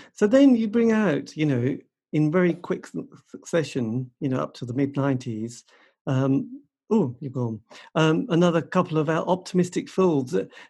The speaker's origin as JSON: {"language": "English", "town": "Norwich", "region": "East of England", "country": "United Kingdom", "said": "I come from Norwich."}